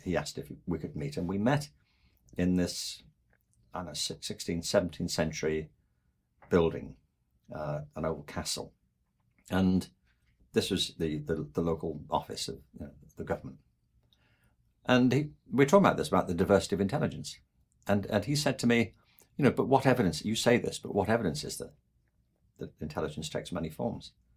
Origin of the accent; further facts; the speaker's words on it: England, United Kingdom; I'm from England